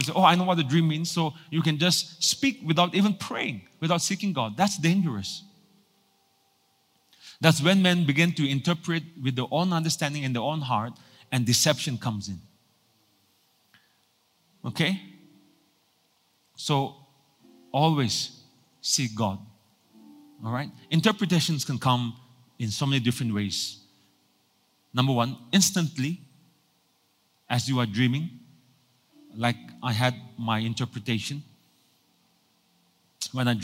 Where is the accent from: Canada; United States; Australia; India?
India; Nagaland; moved away; also born or lived in Singapore; I was born in Nagaland for so many years